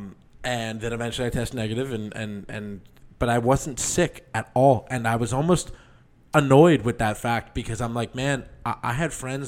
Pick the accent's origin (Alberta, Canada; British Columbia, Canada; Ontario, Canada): Ontario, Canada; Toronto; I'm from Toronto